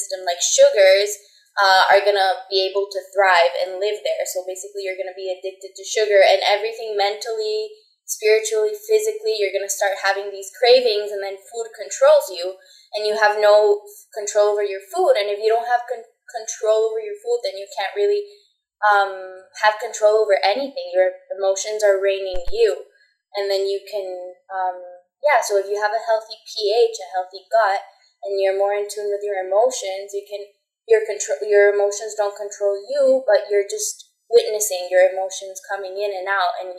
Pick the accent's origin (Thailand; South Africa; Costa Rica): Costa Rica; also born or lived in Chicago, United States; I'm born and raised in Costa Rica